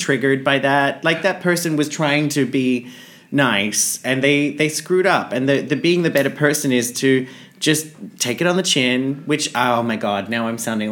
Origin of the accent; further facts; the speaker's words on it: Australia; I'm from Australia